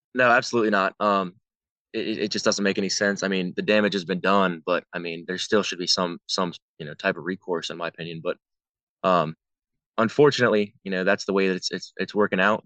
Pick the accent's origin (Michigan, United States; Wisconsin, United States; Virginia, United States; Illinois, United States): Virginia, United States; growing up in Virginia